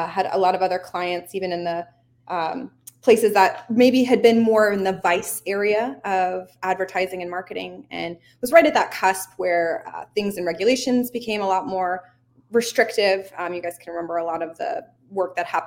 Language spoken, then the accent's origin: English; Florida, United States; moved away as an adult; also born or lived in Northeast United States; born and raised in the bottom corner of the States, which is in Florida